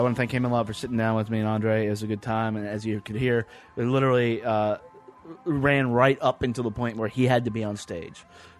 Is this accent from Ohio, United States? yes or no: yes; Ohio, United States; I'm from Ohio.